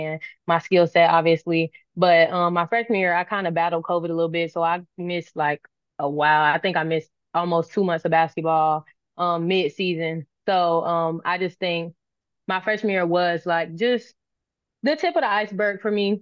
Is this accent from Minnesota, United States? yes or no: no; Florida, United States; moved away as an adult; my home state